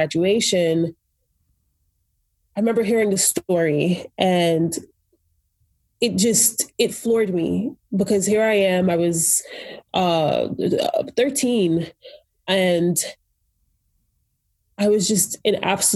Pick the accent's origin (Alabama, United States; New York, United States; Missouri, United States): New York, United States; New York City; moved away as an adult; I grew up in Brooklyn, New York